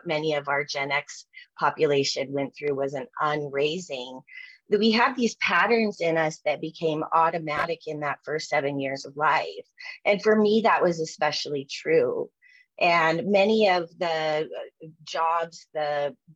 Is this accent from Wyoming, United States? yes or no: yes; Jackson, Wyoming, United States; now in Denver, United States; I grew up in Jackson Hole, Wyoming, and in the 70s and 80s.